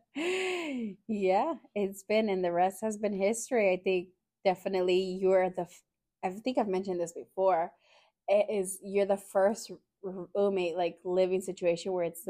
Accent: Fresno, California, United States; moved away as an adult; also born or lived in Hanford, California; now in San Jose, United States; I was born in the Central Valley, um, in a small town named Hanford, California, and then I grew up in Fresno, California. Came out to San Jose out here.

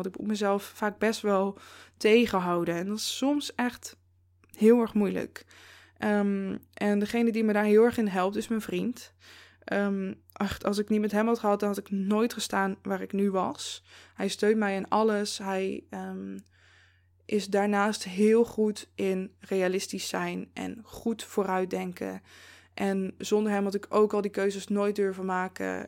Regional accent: Zevenaar, Gelderland, Netherlands; moved away as an adult; now in Eindhoven, Netherlands; toen ik bijvoorbeeld nog in Zevenaar woonde, waar ik ben opgegroeid en iets van 23 eh, jaar heb gewoond

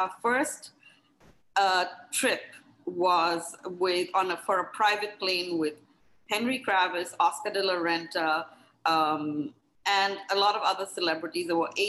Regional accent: India; And I was, because I was from India, a lot of people, and I had been in the hospitality industry in India working for a hotel chain.

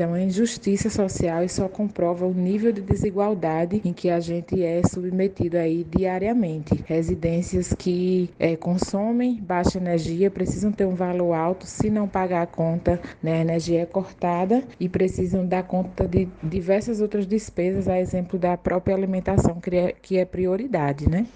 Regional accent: Juazeiro, Bahia, Brazil; sou da região do Salito, interior de Juazeiro, Bahia

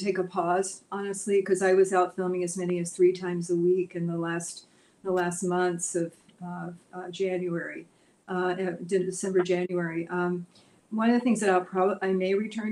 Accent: Birmingham, Alabama, United States; growing up in Birmingham, Alabama in the 50s, really, in the 60s

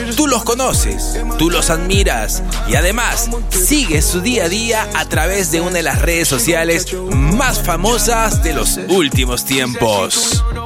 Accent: Peru; Soy el peruano

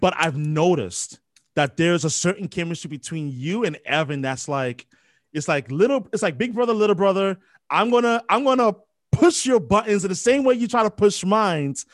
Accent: New York, United States; I'm from New York, born and raised.

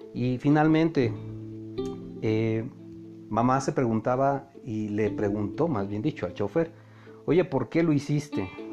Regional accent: Mexico; cómo somos los mexicanos

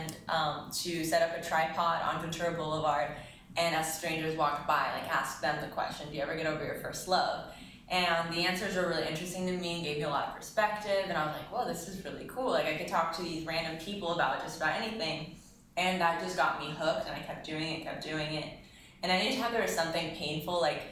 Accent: Israel; moved away; I'm from Israel

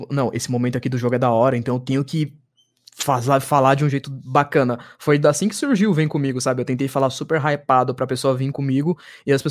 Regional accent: São Paulo, Brazil; Eu sou paulista

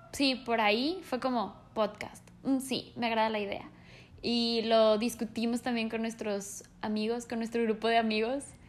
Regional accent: Mexico; also born or lived in Colombia; nací en Colombia, pero prácticamente soy mexicana porque me vine aquí a vivir muy chica

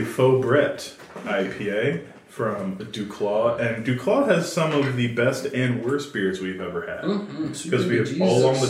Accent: United States; we're American

